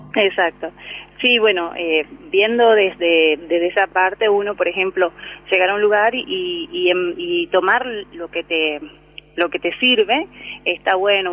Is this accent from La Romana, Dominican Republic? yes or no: no; Santo Domingo, Distrito Nacional, Dominican Republic; moved away as an adult; also born or lived in Rosario, Argentina; now in Comodoro Rivadavia, Argentina; yo soy oriunda de la República Dominicana, de Santo Domingo, su capital eh, hace ya 13 años que vivo aquí en Argentina